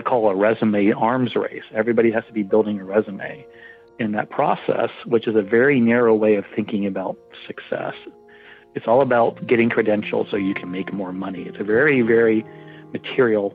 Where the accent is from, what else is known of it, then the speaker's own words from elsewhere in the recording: New York City, New York, United States; I was from New York City